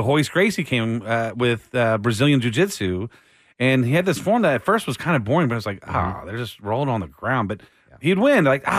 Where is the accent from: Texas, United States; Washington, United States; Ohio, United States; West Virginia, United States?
Texas, United States; Austin; I was born in Austin